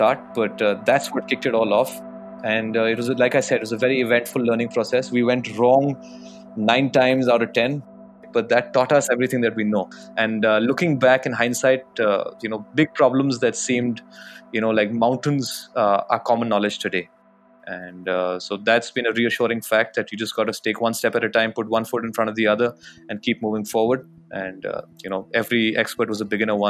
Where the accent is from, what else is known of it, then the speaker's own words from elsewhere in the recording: Jaipur, Rajasthan, India; Growing up in Jaipur, it wasn't so developed back in the day